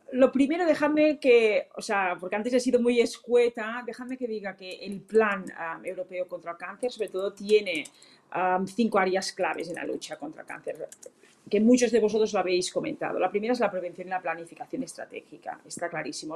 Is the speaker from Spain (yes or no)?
yes; Catalonia, Spain